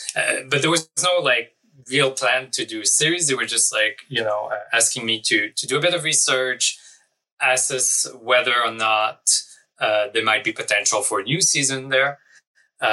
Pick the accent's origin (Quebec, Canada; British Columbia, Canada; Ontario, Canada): Quebec, Canada; born or raised there; moved away